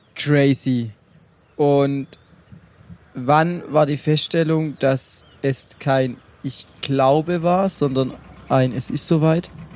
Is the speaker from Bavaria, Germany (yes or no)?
no; Brackenheim, Baden-Württemberg, Germany; in meiner Heimat, in Brackenheim